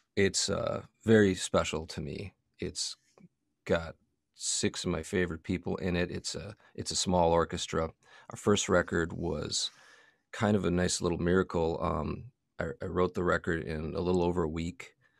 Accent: Milwaukee, Wisconsin, United States; also born or lived in Long Beach, California; I wasn't born in Milwaukee, but I, you know, I grew up in Milwaukee

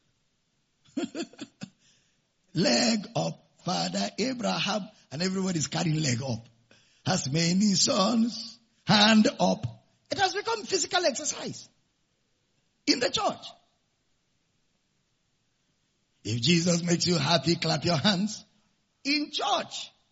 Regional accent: Nigeria; I'm a Nigerian.

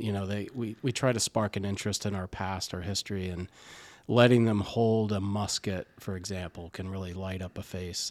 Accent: Indiana, United States; moved away as an adult; now in East Greenwich, United States; I'm originally from Indiana, small town just north of Indianapolis

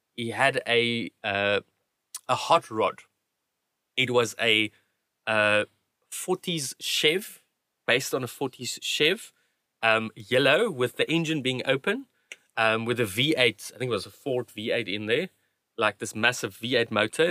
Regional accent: South Africa; also born or lived in Cape Town / Kuruman; when we moved from Cape Town to, to Kuruman

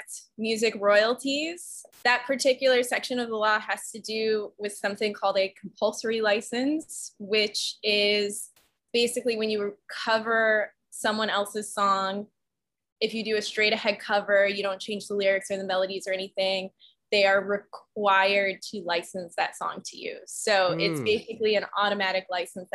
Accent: north of Chicago, Illinois, United States; moved away; also born or lived in Austin, Texas; I actually grew up north of Chicago in a suburb up there

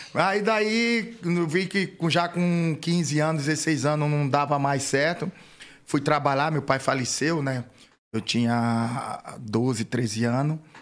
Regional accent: Atalaia, Alagoas, Brazil; moved away as an adult; also born or lived in São Paulo; lá na minha terrinha Atalaia

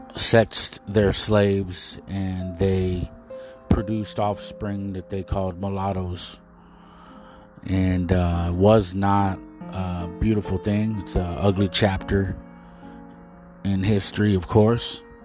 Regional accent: United States; This is all I know. This is my home

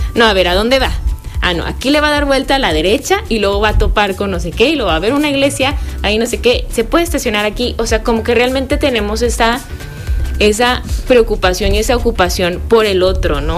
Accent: Comarca Lagunera, Mexico; also born or lived in Gómez Palacio / Lerdo / Torreón; todos nos sentimos laguneros, digo yo, yo vivo en Gómez, pero estoy registrada en Lerdo y trabajo y estudié en Torreón

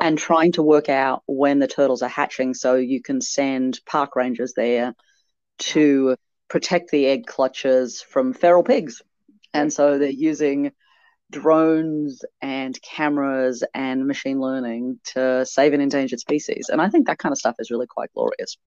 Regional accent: Canberra, Australian Capital Territory, Australia; my hometown here in Canberra

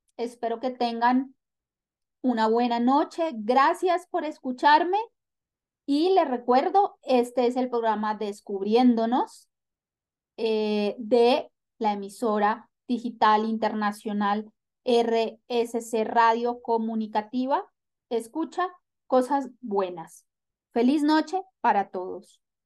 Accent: Venezuela; now in Colombia; soy venezolana viviendo en Colombia.

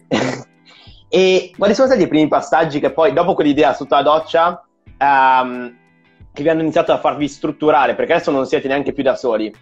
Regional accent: Milan, Lombardy, Italy; io sono di Milano

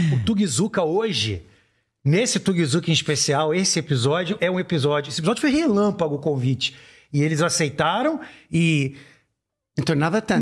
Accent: Brazil; eu vou falar como brasileiro

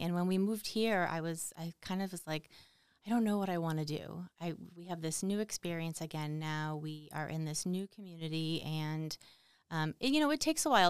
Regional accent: Boston, Massachusetts, United States; moved away

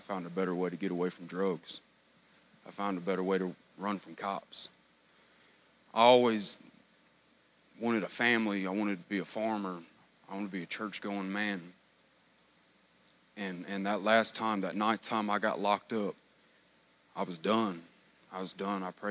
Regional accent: Tennessee, United States; moved away as an adult; now in Kentucky, United States; from Tennessee

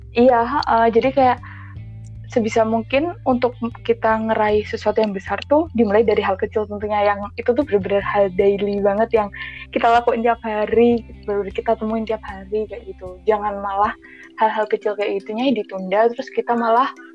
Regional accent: Magelang, Central Java, Indonesia; moved away as an adult; now in Yogyakarta, Indonesia; aku aslinya orang Magelang

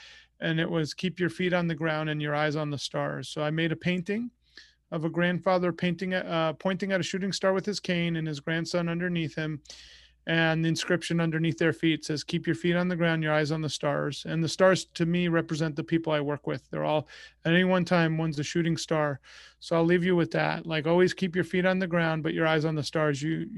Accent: Oyster Bay, New York, United States; when I grew up in New York, in a town called Oyster Bay

